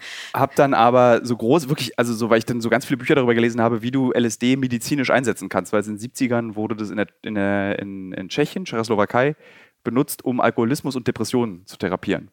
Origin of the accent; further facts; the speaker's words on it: Berlin, Germany; gebürtige Berliner